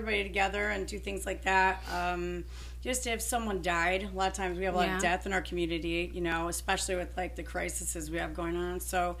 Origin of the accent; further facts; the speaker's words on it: Rochester, Michigan, United States; I grew up in Rochester.